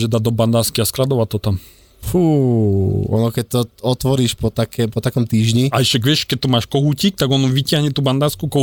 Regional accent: Púchov, Trenčín Region, Slovakia; Uh, Puchov.

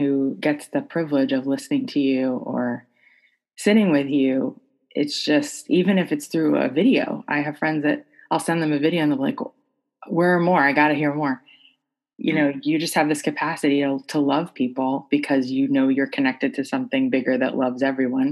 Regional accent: Florida, United States; I grew up in Florida

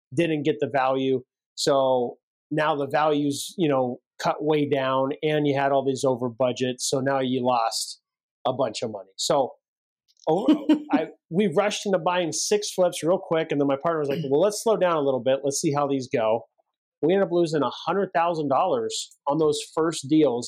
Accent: Central California, United States; we grew up in Central California

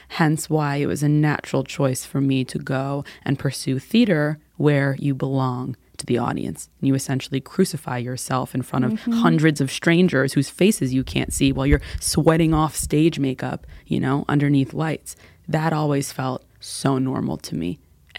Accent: New York City, New York, United States; So I grew up in New York City, born and raised. We are a rare breed of human being that are still living there, unicorns.

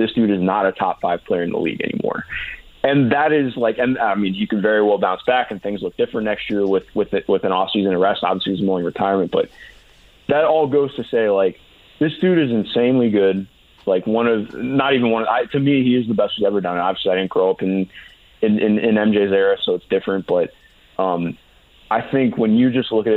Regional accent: Cleveland, Ohio, United States; I grew up in Cleveland, just outside Cleveland

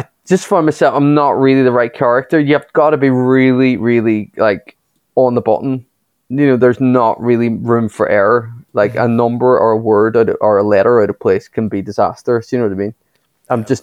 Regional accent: Derry, Northern Ireland, United Kingdom; moved away as an adult; also born or lived in New York; I was stuck in my hometown

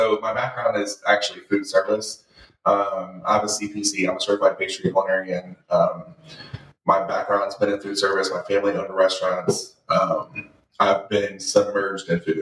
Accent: Lawrenceville, Georgia, United States; I was born and raised in Lawrenceville, and I went to Brookwood High School

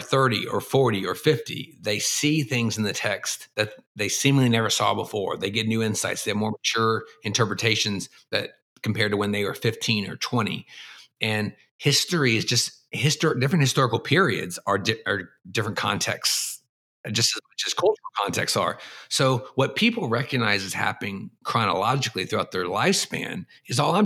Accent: Texas, United States; moved away as an adult; also born or lived in Boston / East Asia; I grew up in the American South in Texas

